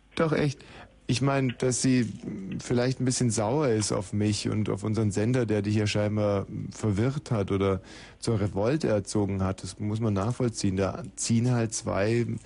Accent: Eching am Ammersee, Bavaria, Germany; ich bin ja in Bayern aufgewachsen, und zwar in einer sehr stillen, einsamen Gegend am Ammersee in Eching

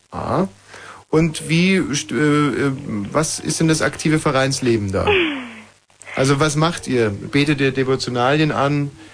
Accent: Bavaria, Germany; moved away as an adult; ich bin ja selber in Bayern aufgewachsen

